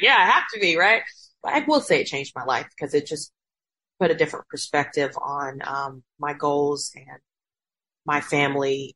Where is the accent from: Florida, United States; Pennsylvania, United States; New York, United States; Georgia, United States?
Georgia, United States; Macon; moved away; we grew up in Macon